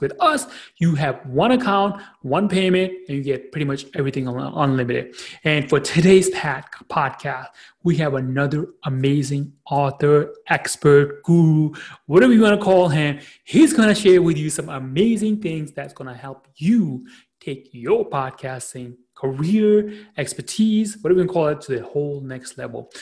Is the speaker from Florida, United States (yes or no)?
no; New York City, New York, United States; I am from Queens, New York, based out of a you know wonderful city called the New York City